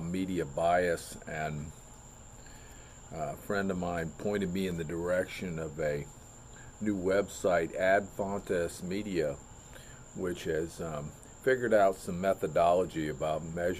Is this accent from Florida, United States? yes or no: yes; Melbourne, Florida, United States; I've been teaching and coaching down here in my hometown of Melbourne, Florida, for the past 35 years